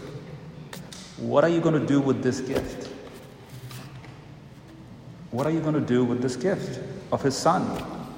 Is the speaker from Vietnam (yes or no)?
no; India; moved away; I come from India